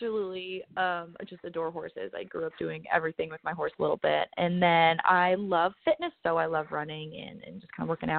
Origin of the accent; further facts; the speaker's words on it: Southwest Missouri, United States; I grew up in Southwest Missouri